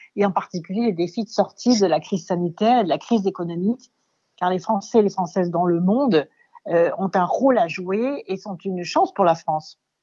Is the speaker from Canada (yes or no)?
no; Dakar, Senegal; moved away; je suis née en Afrique, à Ouakam, au Sénégal